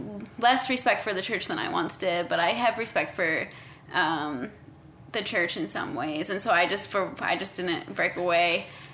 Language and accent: English; Pennsylvania, United States; moved away as an adult; also born or lived in Seattle, Washington / Swaziland; now in Cincinnati, United States; I grew up in Pennsylvania, and, like, if you're Mormon, you always make a joke, like, there's East Coast Mormons, and then there's West Coast Mormons. So I was an East Coast Mormon